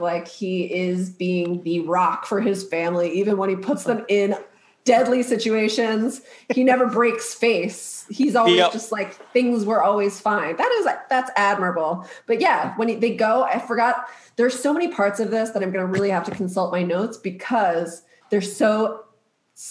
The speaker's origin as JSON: {"language": "English", "region": "Maryland", "country": "United States", "tie": "born or raised there", "said": "I grew up in Maryland"}